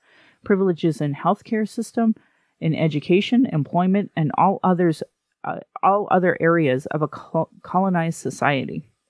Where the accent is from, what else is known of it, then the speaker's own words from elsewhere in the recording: Manitoba, Canada; My heritage is Ukrainian and a mixture of other European ancestries. I grew up on Treaty 1 territory in Manitoba